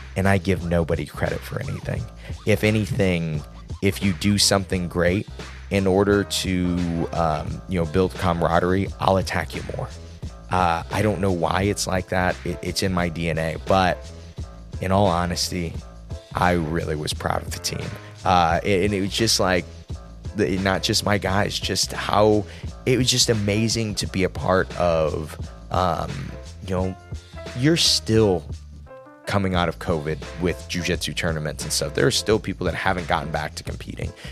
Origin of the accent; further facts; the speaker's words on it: Midwest, United States; He just knew I was from the Midwest.